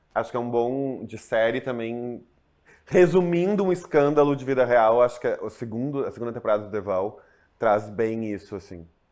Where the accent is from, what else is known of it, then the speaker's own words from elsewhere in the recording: Porto Alegre, Rio Grande do Sul, Brazil; Em Porto Alegre, não tenho o que dizer, minha cidade natal